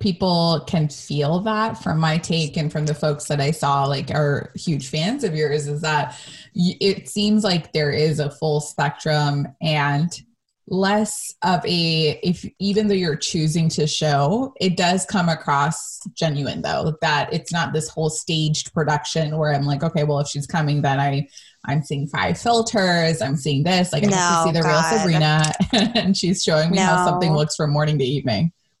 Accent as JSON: {"language": "English", "country": "United States", "tie": "born or raised there", "said": "especially growing up in America, we deal with as brown women"}